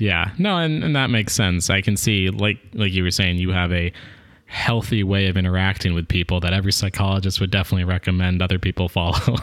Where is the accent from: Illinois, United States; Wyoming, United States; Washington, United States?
Washington, United States; Seattle; I'm from Seattle